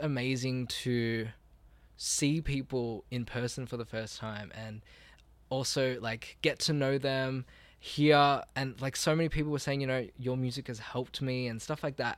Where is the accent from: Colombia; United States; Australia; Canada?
Australia; born or raised there